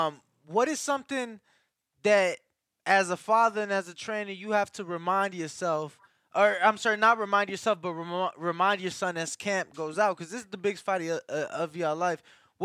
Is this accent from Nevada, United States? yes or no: yes; Las Vegas, Nevada, United States; I'm from Vegas, though. I'm from Vegas.